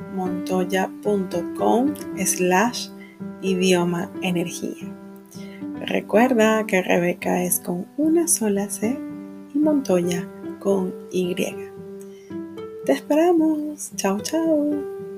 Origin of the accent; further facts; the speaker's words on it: Venezuela; moved away as an adult; yo eh, nací y crecí en Venezuela